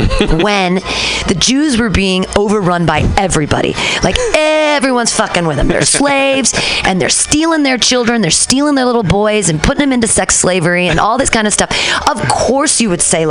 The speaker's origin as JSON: {"language": "English", "town": "Danville", "region": "California", "country": "United States", "tie": "born or raised there", "said": "When I was little, I grew up in Danville"}